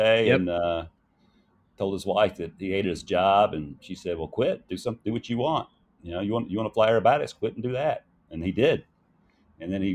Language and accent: English; Alabama, United States; I'm a redneck from Alabama.